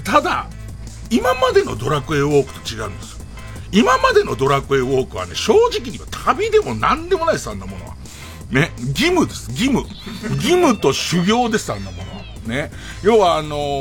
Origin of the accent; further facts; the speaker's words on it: Tokyo, Japan; 行ってた高校が東京都立足立新田高校